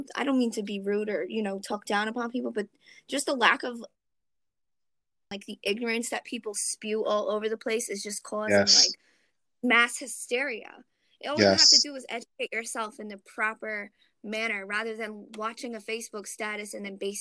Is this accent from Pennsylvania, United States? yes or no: yes; Philadelphia, Pennsylvania, United States; now in Poughkeepsie, United States; I'm originally from Philadelphia. I'm currently located in upstate New York